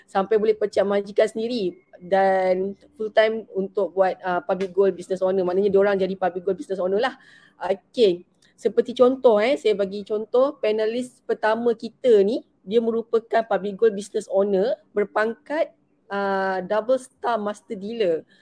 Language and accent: Malay; Sungai Buloh, Selangor, Malaysia; Saya daripada sini je lah, dari rumah kan. Okay. Selangor lah. Uh-huh, saya orang sini, Alhamdulillah.